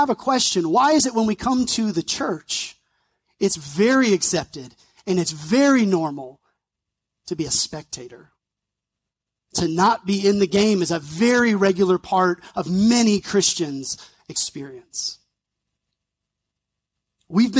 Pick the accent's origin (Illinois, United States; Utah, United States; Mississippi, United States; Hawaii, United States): Mississippi, United States; North; I grew up around North Mississippi, so hot, humid.